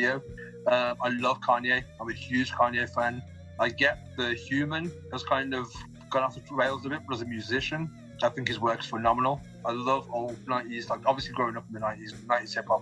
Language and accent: English; Tamworth, West Midlands, United Kingdom; I'd always say Birmingham because Tamworth, no one's going to know Tamworth.